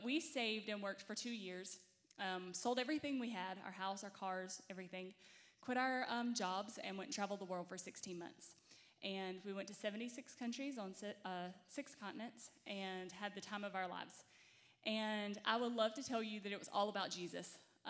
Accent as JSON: {"language": "English", "region": "Mississippi", "country": "United States", "moved": "as an adult", "said": "we are from Mississippi originally. We had never really traveled anywhere or done anything. We both grew up in really small Southern Baptist churches"}